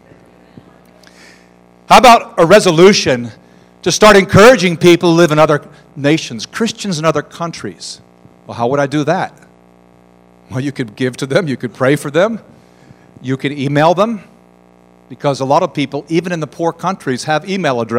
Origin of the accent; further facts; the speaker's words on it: United States; I'm an American